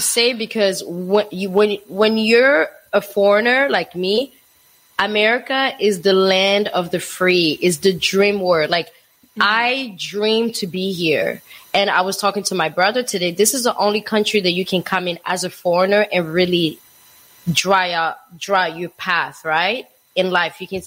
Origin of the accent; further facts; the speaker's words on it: DR Congo; now in United States; I moved to the United States when I was um t- uh 2001. So I grew up in Africa